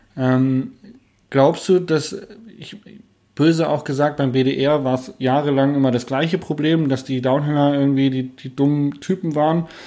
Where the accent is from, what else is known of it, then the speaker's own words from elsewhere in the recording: Hanover, Lower Saxony, Germany; Also bin ja Hannoveraner